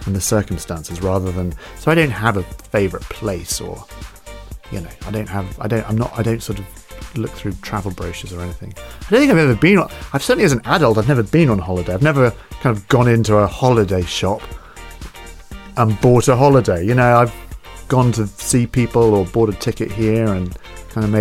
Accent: West Coast of Scotland, United Kingdom; moved away as an adult; also born or lived in London; I love Scotland. I grew up there in the West Coast

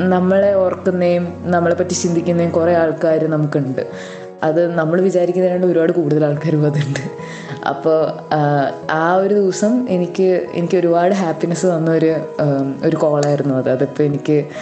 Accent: Ernakulam, Kerala, India; ഞാൻ എറണാകുളത്തു നിന്നാണ് വരുന്നത്

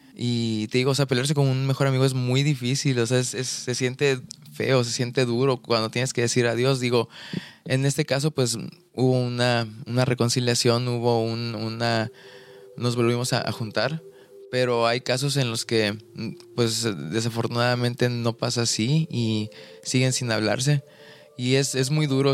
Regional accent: Ciudad del Carmen, Campeche, Mexico; moved away as an adult; now in Mérida, Mexico; el lugar en el que crecí, en Ciudad del Carmen, en Campeche

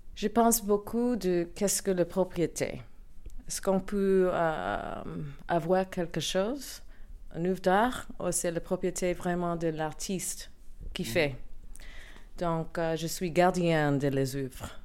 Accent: New York City, New York, United States; French is a second language; moved away; also born or lived in Paris; je viens de Brooklyn, New York.

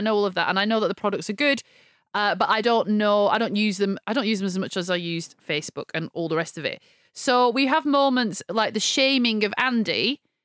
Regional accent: United Kingdom; I'm British

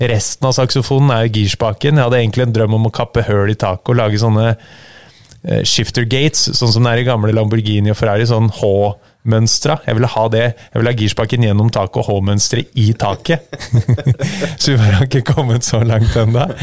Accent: Norway; Jeg vokste opp på et vann som heter Langen, på Sigrud.

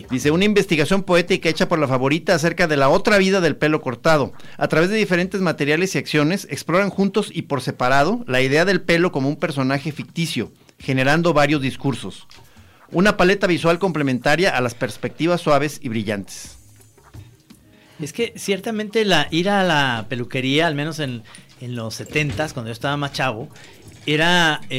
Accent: Guadalajara, Jalisco, Mexico

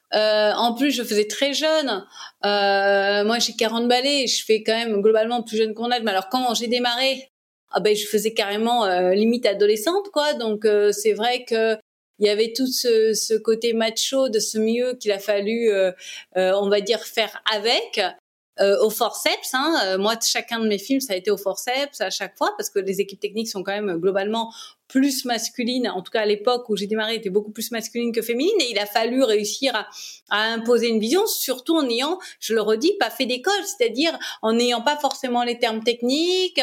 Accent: Réunion; moved away as an adult; also born or lived in Paris; j'ai grandi à La Réunion, ma maman est réunionnaise, mon père était franco-allemand.

